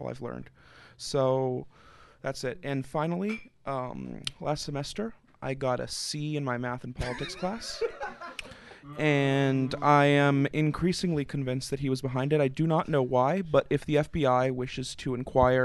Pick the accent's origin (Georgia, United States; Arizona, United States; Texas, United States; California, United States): Texas, United States; Houston; moved away as an adult; now in Washington, D.C., United States; I'm from Houston